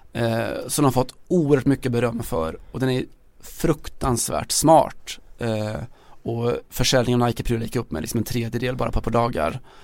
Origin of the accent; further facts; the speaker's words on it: Sweden; som svensk